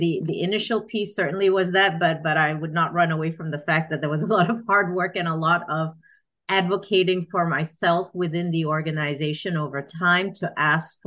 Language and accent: English; Singapore; moved away as an adult; now in United States; I am originally Singaporean, born and raised